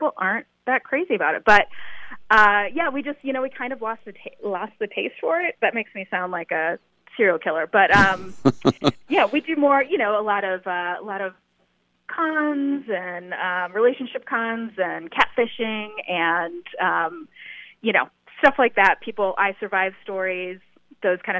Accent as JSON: {"language": "English", "region": "Ohio", "country": "United States", "tie": "born or raised there", "moved": "yes", "said": "I'm a Midwest gal. I'm from Ohio"}